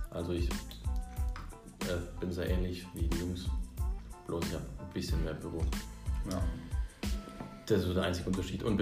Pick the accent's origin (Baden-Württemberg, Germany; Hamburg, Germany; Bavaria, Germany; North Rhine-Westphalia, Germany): Baden-Württemberg, Germany; Sersheim; jetzt bin ich in Bissingen, also bei mir in der Heimat wieder. Weil ich komme aus Sersheim.